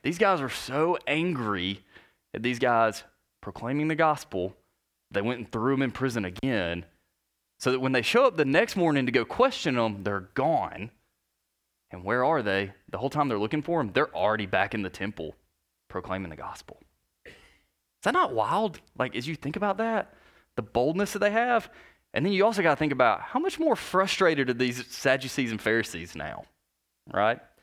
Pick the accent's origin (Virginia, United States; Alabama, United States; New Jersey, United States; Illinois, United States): Alabama, United States; North; I grew up in North Alabama